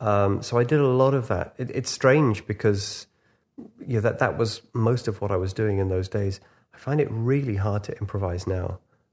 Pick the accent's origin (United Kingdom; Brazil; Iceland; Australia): United Kingdom; Liverpool, North West England; Probably saved me from all sorts of things, you know, growing up in Liverpool.